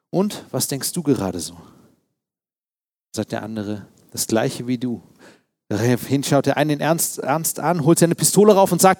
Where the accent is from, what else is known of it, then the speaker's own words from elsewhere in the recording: East Germany, Germany; Als Ostdeutscher musste man damals Witze reißen, auch über die Mauer und solche Dinge.